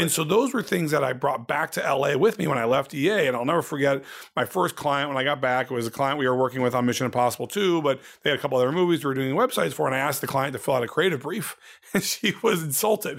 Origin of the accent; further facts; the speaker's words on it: Ohio, United States; also born or lived in Indiana, United States; now in Los Angeles, United States; my whole life growing up in Ohio